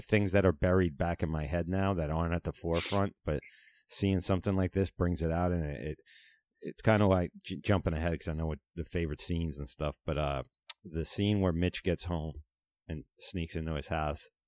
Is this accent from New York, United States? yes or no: yes; Long Island, New York, United States; Growing up in Manitowoc and Cuyahoga on the country end of Long Island